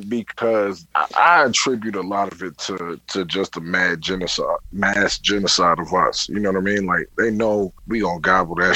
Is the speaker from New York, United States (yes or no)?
yes; New York City, New York, United States; now in Denver, United States; Yeah, I'm from Brooklyn.